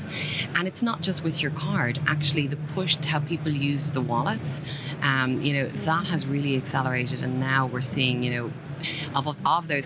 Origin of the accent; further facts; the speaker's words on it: Ireland; accent: Irish; my accent is Irish